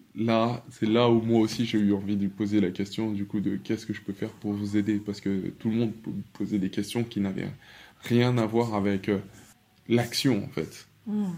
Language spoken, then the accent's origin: French; France; je suis congolais de par mon père, français de par ma mère et et de par mon éducation